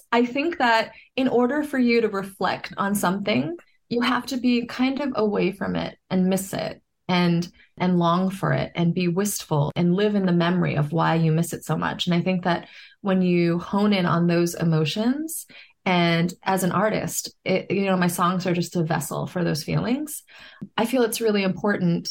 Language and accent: English; New York City, New York, United States; I grew up in New York City